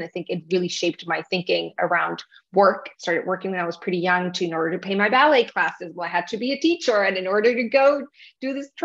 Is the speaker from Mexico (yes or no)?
yes; Tijuana, Baja California, Mexico; moved away as an adult; also born or lived in New York; now in Miami, United States; I grew up in Tijuana, Mexico. I'm Mexican. My parents are from Mexico. So that's where I grew up. That's where I lived until I was 18